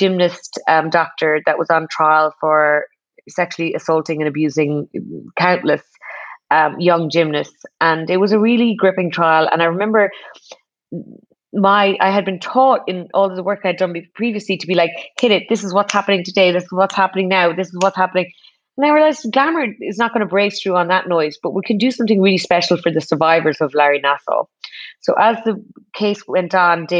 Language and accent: English; Ireland; as an Irish person